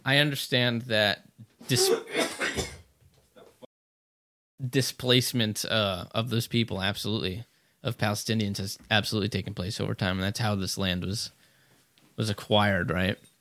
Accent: United States; I'm an American first and foremost

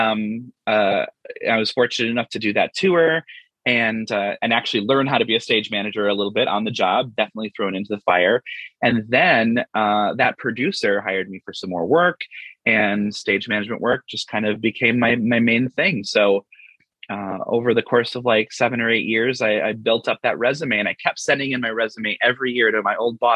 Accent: Colby, Wisconsin, United States; moved away; also born or lived in Green Bay, Wisconsin; I'm originally from Wisconsin, from Colby, tiny little Colby, Wisconsin, in the center of the state, home of Colby cheese. I was, you know, a geeky theater kid growing up

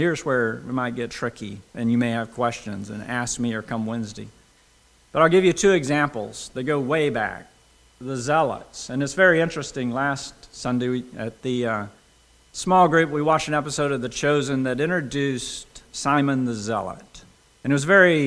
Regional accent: United States; also born or lived in United Kingdom

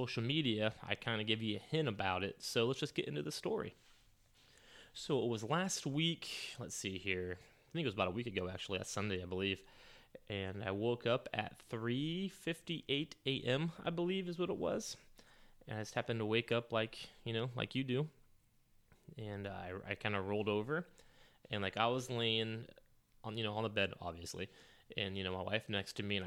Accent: St. Marys, Ohio, United States; my hometown of St. Mary's, Ohio

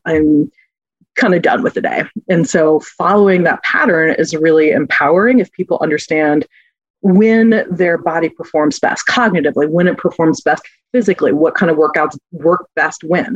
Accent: Texas, United States; now in Minnesota, United States; I'm originally from Texas

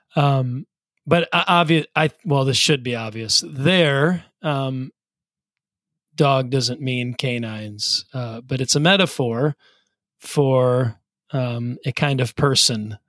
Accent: Wisconsin, United States; Michael and I grew up in Wisconsin

